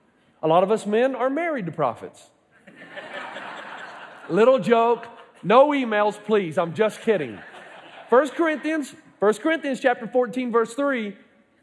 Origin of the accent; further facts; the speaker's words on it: Elizabethton, Tennessee, United States; moved away; I went back to Elizabethton, Tennessee